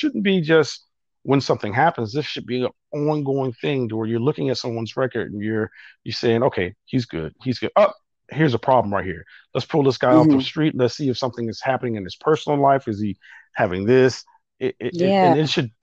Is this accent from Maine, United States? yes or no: no; Buffalo, New York, United States; moved away; growing up in Buffalo as a kid